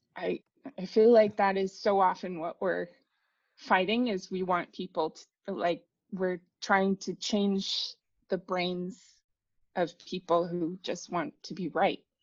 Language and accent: English; United States; moved away as an adult; now in Netherlands; I'm an American. I grew up in America for 30 mumble years. I'm in the Netherlands now. I've lived here for nine years